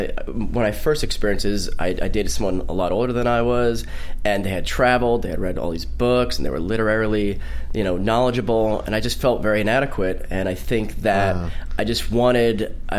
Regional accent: New York City, New York, United States; also born or lived in Bronx, New York; now in Los Angeles, United States; I didn't grow up in the village either. I grew up in the Upper East Side

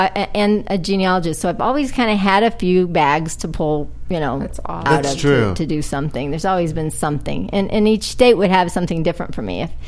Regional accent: Oklahoma, United States; also born or lived in Detroit; But yeah, I grew up in Oklahoma, but I was born in Detroit. And I've lived in 33 states.

